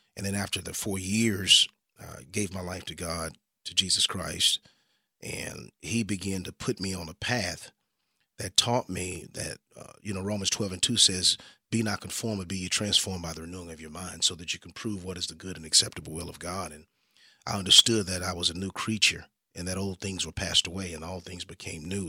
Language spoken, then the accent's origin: English; Dallas, Texas, United States; I grew up here in the Dallas-Fort Worth area